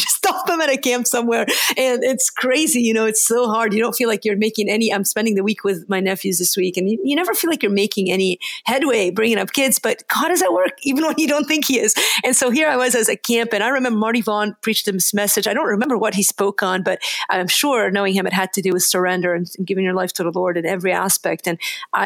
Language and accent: English; Lebanon; now in United States; I'm from another country. That's a bit of an unusual name. And so I grew up in Lebanon.